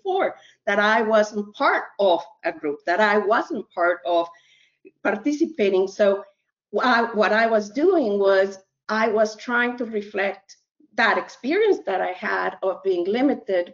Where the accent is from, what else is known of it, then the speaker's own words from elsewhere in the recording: Mexico; now in United States; I was born in Mexico